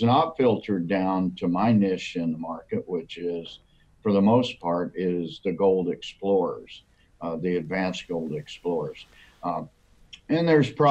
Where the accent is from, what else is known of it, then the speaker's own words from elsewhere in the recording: United States; also born or lived in Canada; I'm in Canada right now, and although I'm an American, I spend a significant amount of time here